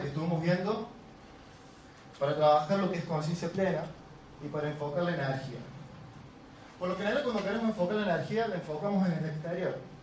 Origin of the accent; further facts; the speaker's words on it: Córdoba, Argentina; Soy muy cordobés